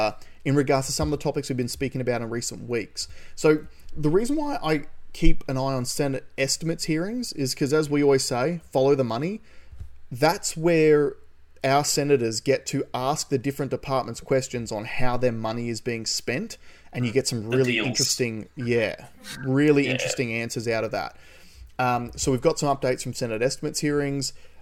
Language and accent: English; Queensland, Australia; As a Queenslander